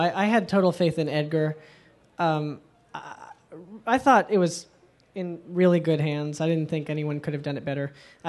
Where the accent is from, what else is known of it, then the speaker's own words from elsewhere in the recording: Toronto, Ontario, Canada; I'm from Toronto